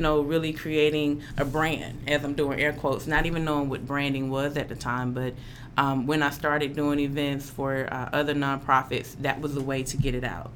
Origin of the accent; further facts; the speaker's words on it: Atlanta, Georgia, United States; moved away as an adult; now in Memphis, United States; Growing up in Atlanta